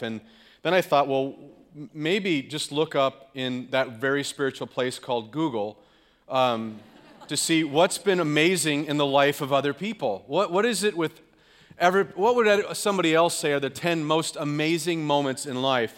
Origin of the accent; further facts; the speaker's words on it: California, United States; now in Green Bay, United States; I'm from California, the left coast, whatever you want to call it